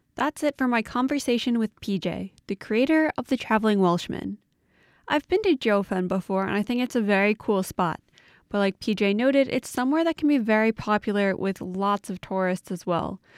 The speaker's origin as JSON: {"language": "English", "region": "New York", "country": "United States", "tie": "born or raised there", "said": "I'm from New York, and so I grew up spending a lot of time in New York City"}